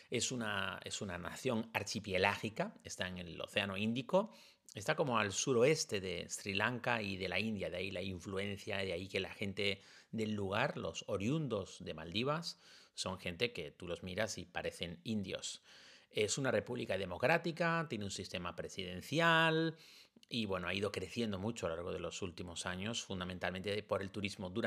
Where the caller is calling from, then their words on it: Valencian Community, Spain; de la Comunidad Valenciana.